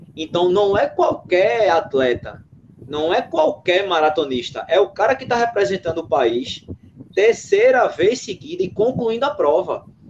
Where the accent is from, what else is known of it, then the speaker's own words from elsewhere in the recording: Recife, Pernambuco, Brazil; also born or lived in João Pessoa; eu sou de Recife, mas eu estou aqui em João Pessoa, minha segunda casa aqui